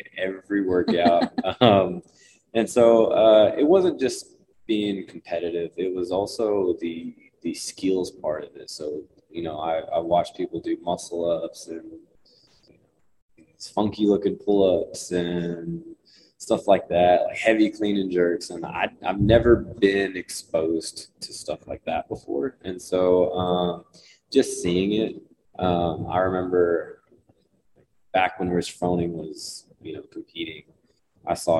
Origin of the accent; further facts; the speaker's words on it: Lubbock, Texas, United States; born and raised in Lubbock, or surrounding areas